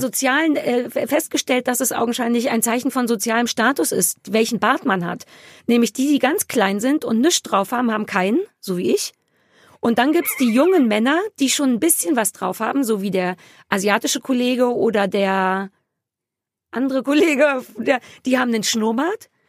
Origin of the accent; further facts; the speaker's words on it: Berlin, Germany; für mich als Berliner